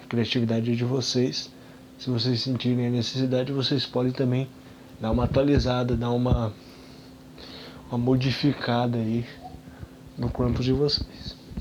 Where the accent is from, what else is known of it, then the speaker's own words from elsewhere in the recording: Brazil; a gente é brasileiro